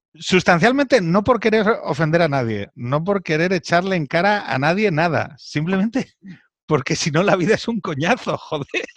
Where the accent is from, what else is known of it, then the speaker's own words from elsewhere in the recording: Spain; soy español